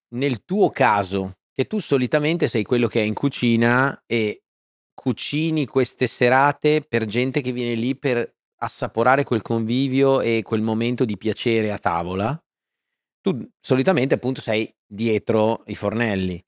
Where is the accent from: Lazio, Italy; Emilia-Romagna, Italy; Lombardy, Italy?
Emilia-Romagna, Italy; Faenza; Sono nato a Faenza e sono un romagnolo doc.